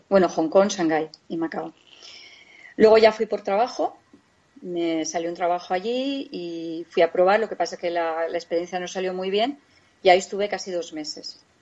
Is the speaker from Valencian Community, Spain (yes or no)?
yes; Valencia, Valencian Community, Spain; now in Guadalajara, Spain; nosotros vivimos, somos de Valencia, pero vivimos en un pueblecito de Guadalajara